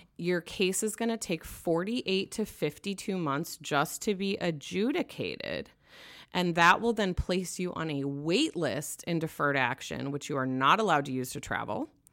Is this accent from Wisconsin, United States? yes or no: yes; Wisconsin, United States; now in Los Angeles, United States; I'm from Wisconsin